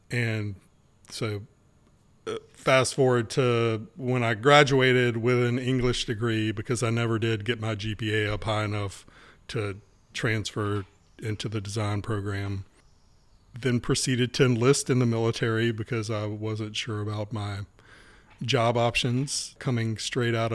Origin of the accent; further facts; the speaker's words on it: Wilmington, North Carolina, United States; born and raised in Wilmington.